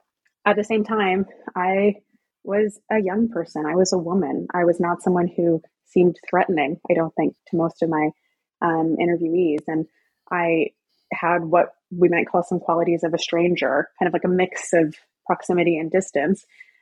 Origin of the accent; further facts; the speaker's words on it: the South, United States; I'm from the South, I'm very familiar with the area